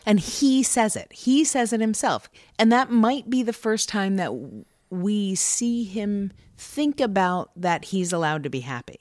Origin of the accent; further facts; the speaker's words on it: New York, United States; moved away; I grew up in New York